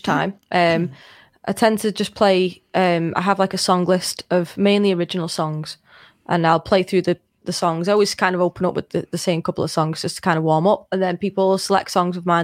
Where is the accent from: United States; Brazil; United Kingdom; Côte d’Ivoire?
United Kingdom; Liverpool, North West England; am not I Scouse.